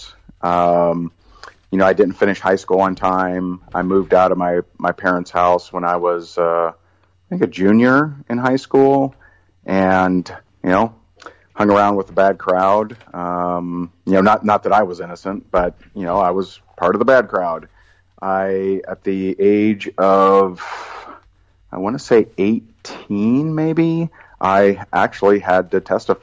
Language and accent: English; Indiana, United States; I grew up in Indiana